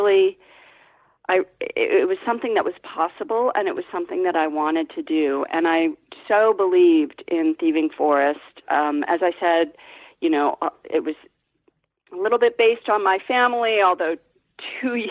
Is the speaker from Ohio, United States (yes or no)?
yes; Ohio, United States; I'm from Ohio